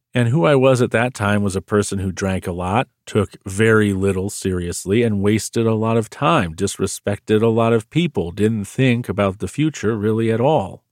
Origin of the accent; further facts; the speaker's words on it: United States; I'm American